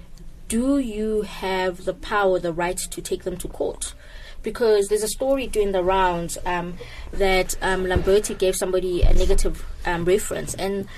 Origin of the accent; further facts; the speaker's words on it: South Africa; we actually haven't considered as the South African citizens